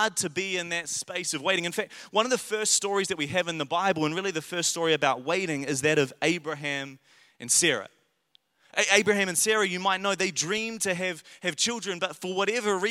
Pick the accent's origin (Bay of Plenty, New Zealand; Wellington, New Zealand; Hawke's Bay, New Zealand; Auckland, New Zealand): Wellington, New Zealand; Paraparaumu; I grew up in Wellington, in Paraparaumu, and it was a lower decile school